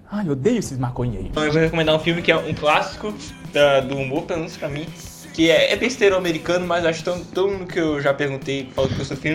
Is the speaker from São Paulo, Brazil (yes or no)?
no; Espírito Santo, Brazil; Chegar no aeroporto com o passaporte. Sou capixaba.